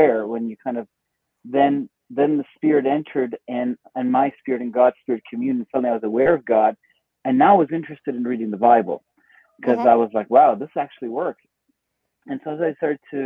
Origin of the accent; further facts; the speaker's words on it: Iran; moved away; I was born in Iran